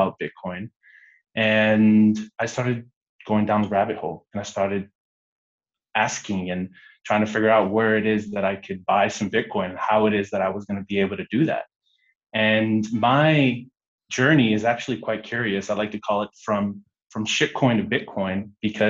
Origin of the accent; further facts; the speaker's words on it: Guatemala; also born or lived in United States; growing up in Guatemala was quite interesting. I'm Guatemalan American.